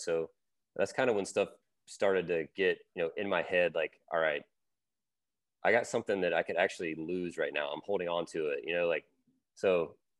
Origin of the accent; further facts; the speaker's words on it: Louisiana, United States; I grew up in Louisiana